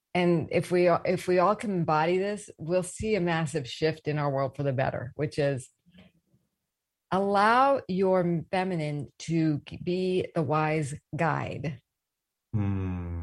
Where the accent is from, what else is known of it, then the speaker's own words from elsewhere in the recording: East Coast, United States; moved away; also born or lived in the South; I grew up on the East Coast, rough around the edges, though I did go to the South for school